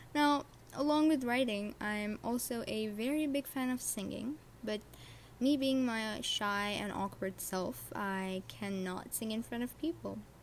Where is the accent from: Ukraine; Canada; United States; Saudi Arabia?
Saudi Arabia; English is a second language; I was born and raised in Saudi Arabia along with my other siblings.